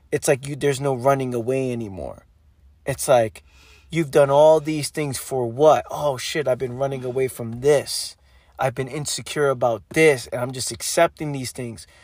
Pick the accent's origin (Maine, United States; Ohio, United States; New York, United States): New York, United States; New York City; growing up in the Bronx, New York